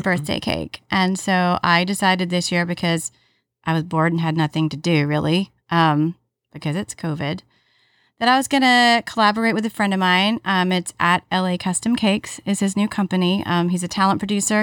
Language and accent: English; Alabama, United States; one of my best friends that I grew up with in Alabama